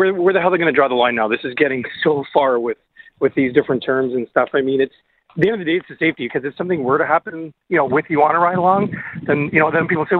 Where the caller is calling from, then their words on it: Orillia, Ontario, Canada; I'm calling from Aurelia, obviously.